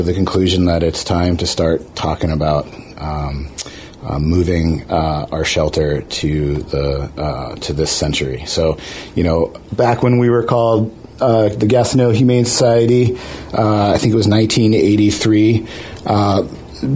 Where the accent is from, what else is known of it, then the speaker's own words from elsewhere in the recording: East Coast, United States; now in Juneau, United States; I'm originally an East Coaster.